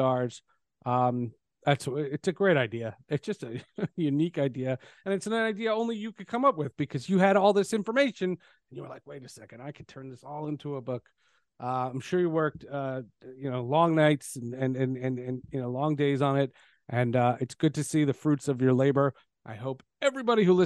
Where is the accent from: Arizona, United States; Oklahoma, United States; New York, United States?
New York, United States; moved away as an adult; also born or lived in Seattle; I was from New York